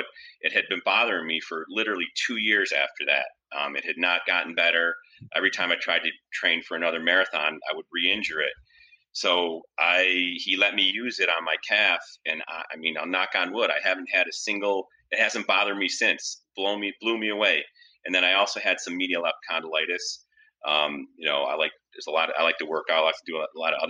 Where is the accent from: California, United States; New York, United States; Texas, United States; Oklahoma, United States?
New York, United States; Rochester; moved away as an adult; also born or lived in Syracuse, New York; Rochester, which is, you know, my hometown